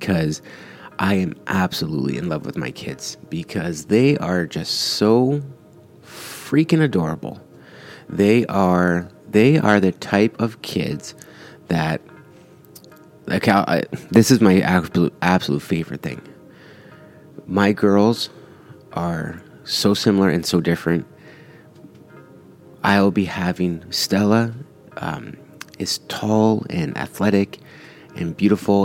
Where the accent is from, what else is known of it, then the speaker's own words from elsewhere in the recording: Canada; I was born here in Canada. My parents are both Italian immigrants, and I'm first Canadian, first generation Canadian